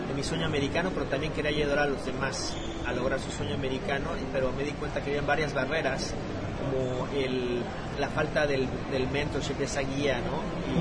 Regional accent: Mexico City, Mexico; moved away as an adult; now in United States; De la Ciudad de México, ahí crecí, y nací, en la Ciudad de México.

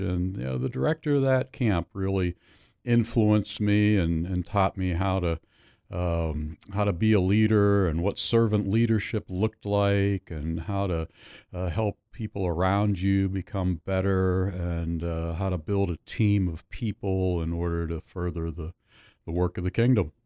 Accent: Pittsburgh, Pennsylvania, United States; Grew up in Pittsburgh, southwestern Pennsylvania

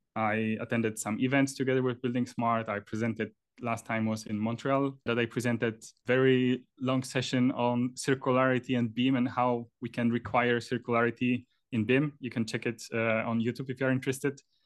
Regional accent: Poland; moved away as an adult; also born or lived in Trondheim, Norway; now in Oslo, Norway; I'm originally from Poland.

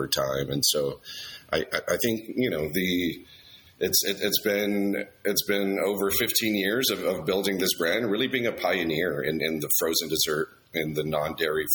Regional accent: Laredo, Texas, United States; I grew up in Laredo, Texas, which is right on the border to Mexico.

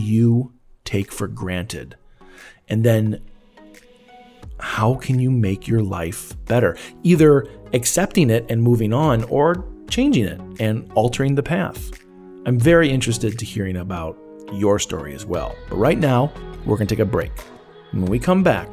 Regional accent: Elgin, Illinois, United States; my hometown of Elgin, Illinois

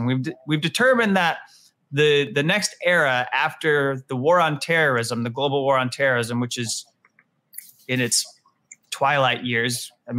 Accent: United States; as an American

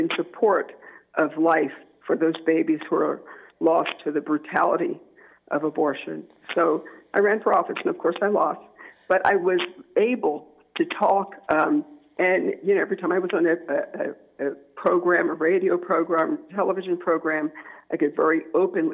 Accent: New Jersey, United States; moved away as an adult; now in Maryland, United States; when I moved from New Jersey, because I'm originally from New Jersey, I'm a Jersey girl at heart, I moved to Maryland

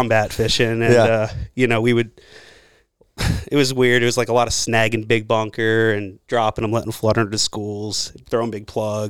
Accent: Jersey Shore, New Jersey, United States; moved away; I'm from the Jersey Shore. I grew up on the water.

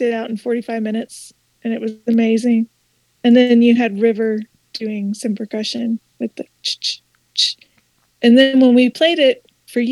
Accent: Louisville, Kentucky, United States; now in Hendersonville, United States; I'm originally from Louisville, Kentucky

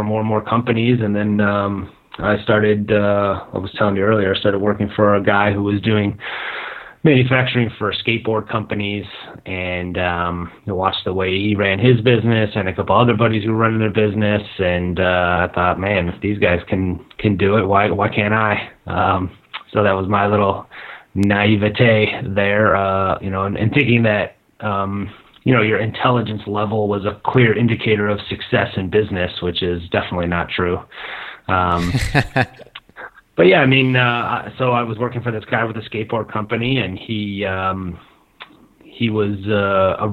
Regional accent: Detroit, Michigan, United States; moved away as an adult; also born or lived in China; now in Malaga, Spain; my hometown of Detroit

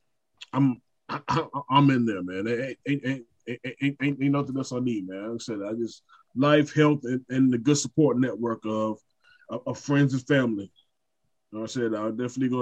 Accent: Brunswick, Georgia, United States; Brunswick, Georgia, my hometown

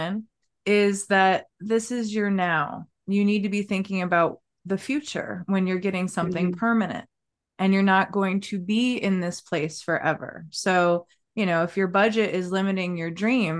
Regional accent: Maryland, United States; I'm from Maryland.

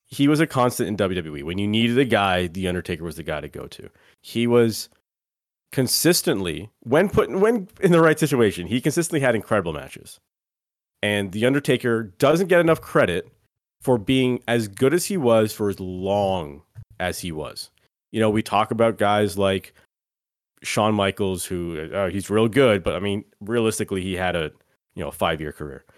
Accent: Canada; we're Canadian

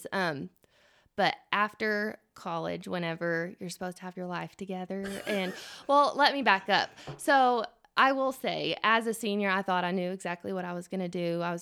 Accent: Earth, Texas, United States; I grew up actually in the Methodist Church. Yeah, yeah, in yeah. Um, little old Earth, Texas.

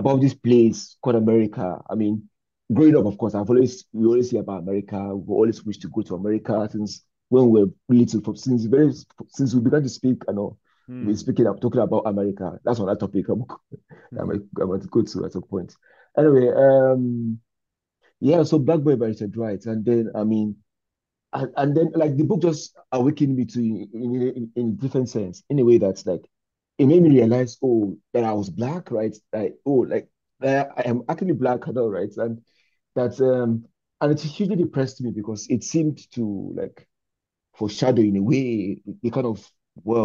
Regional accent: Nigeria; moved away; as a Nigerian man too, I am now

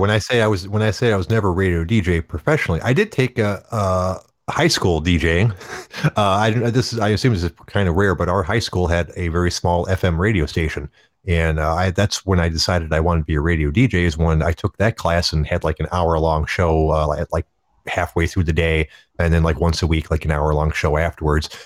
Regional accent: Detroit, Michigan, United States; I grew up in the Detroit area

